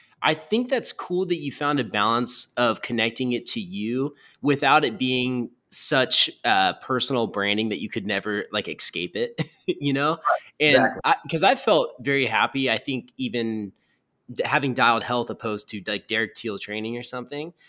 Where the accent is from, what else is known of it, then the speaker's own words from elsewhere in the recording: Roseville, California, United States; my hometown in Roseville, right outside of Sacramento, California.